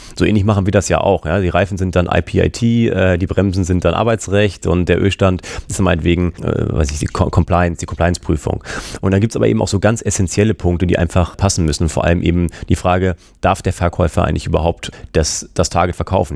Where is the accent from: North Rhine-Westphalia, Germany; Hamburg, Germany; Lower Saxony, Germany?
Hamburg, Germany; also born or lived in San Diego, United States; bin ich natürlich auch in Hamburg geblieben, wie sich das als echter Hamburger gehört